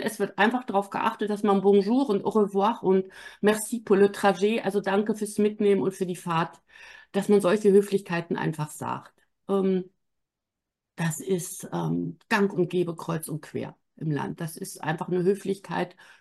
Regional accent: Wittenborn, Schleswig-Holstein, Germany; also born or lived in Southern France; now in Hamburg, Germany; Ich bin in Wittenborn zur Schule gegangen. Das ist acht Kilometer von Bad Segeberg

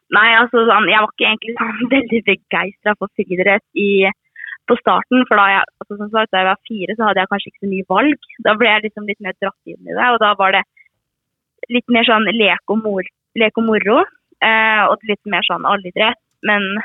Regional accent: Aremark, Østfold, Norway; jeg er jo født og oppvokst i Armark

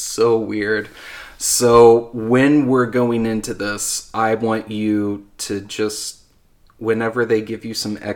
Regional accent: Anderson, Indiana, United States; I'm from Anderson

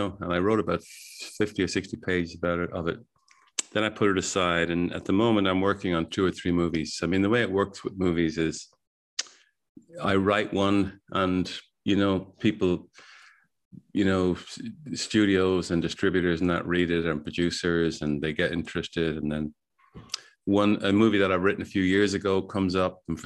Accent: Ireland; as Irish people

